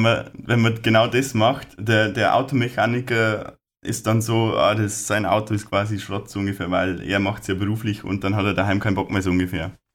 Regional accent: Lower Bavaria, Germany; bei uns in Niederbayern, Oberpfalz

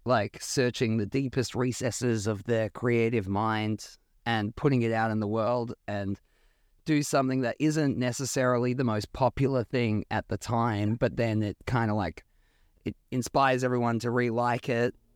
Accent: Australia; growing up in Australia

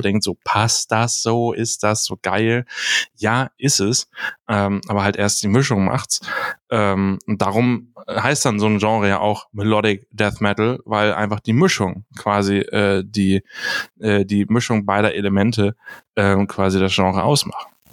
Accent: Hamburg, Germany; Ich bin Hamburger

